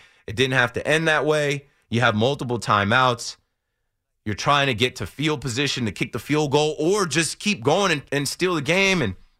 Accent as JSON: {"language": "English", "town": "Queens", "region": "New York", "country": "United States", "said": "I'm from Queens."}